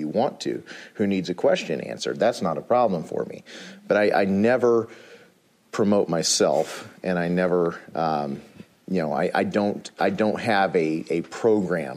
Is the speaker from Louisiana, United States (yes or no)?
no; Illinois, United States; I'm from Illinois